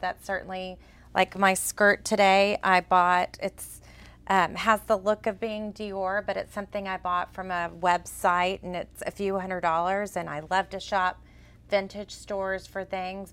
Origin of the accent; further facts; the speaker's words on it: Texas, United States; accent: Texas; my Texas accent.